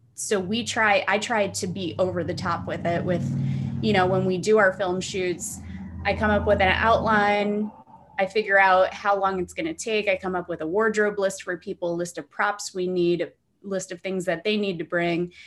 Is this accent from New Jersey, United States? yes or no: yes; New Jersey, United States; now in Dunedin, United States; I am from New Jersey